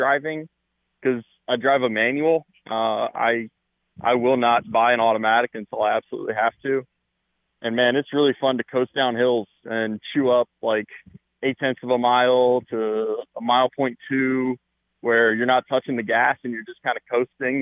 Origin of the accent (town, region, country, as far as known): Kernersville, North Carolina, United States